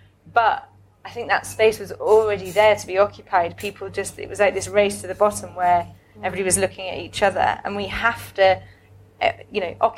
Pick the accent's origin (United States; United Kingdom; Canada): United Kingdom; Hull, Yorkshire and the Humber; moved away; I'm from Hull originally, very working class background.